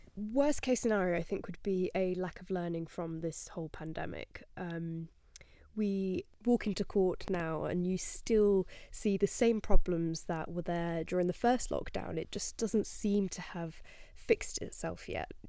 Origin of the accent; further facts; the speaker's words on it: Spain; moved away; I grew up in Spain